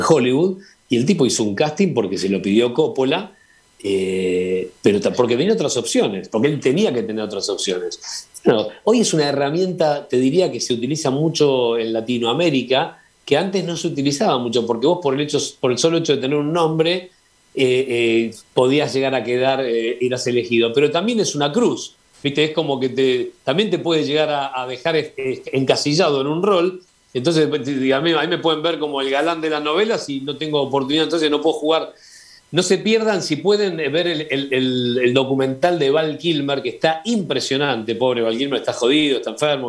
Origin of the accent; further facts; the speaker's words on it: Argentina; como argentino conocido en España